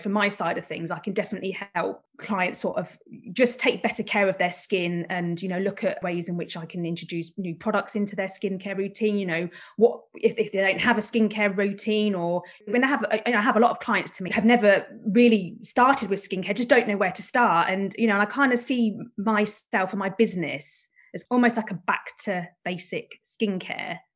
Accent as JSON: {"language": "English", "area": "Buckinghamshire", "region": "South East England", "country": "United Kingdom", "said": "I'm from Buckinghamshire"}